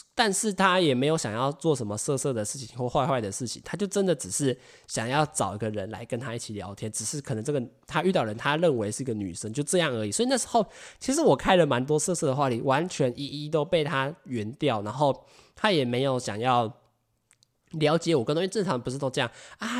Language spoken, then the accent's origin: Chinese; Taiwan; 外国的人只要看到我们是台湾人